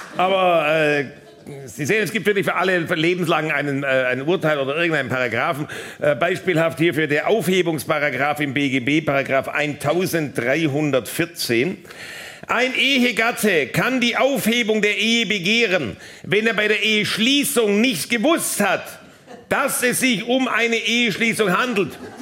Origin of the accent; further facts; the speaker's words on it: Baden-Württemberg, Germany; in meiner Heimat beim Finanzgericht Baden-Württemberg.